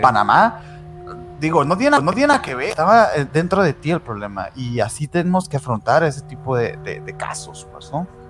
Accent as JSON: {"language": "Spanish", "region": "Sonora", "country": "Mexico", "said": "Aquí, aquí en Hermosillo, fíjate, nosotros somos de Sonora"}